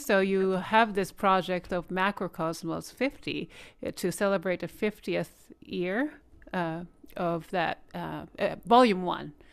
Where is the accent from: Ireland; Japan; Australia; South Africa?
Japan; now in United States; I'm Korean, but born raised in Japan